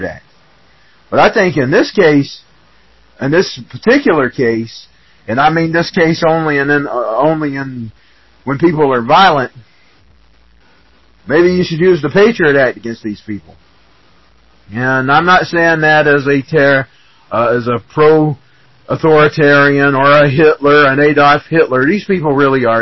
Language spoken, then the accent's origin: English; Georgia, United States; I'm from Georgia